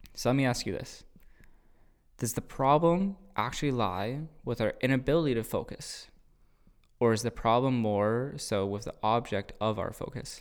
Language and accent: English; Cambridge, Ontario, Canada; I'm from Cambridge